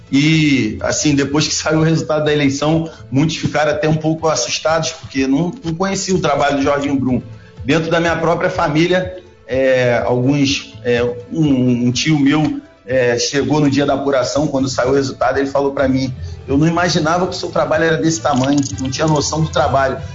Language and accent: Portuguese; Angra dos Reis, Rio de Janeiro, Brazil; nascido e criado em Angra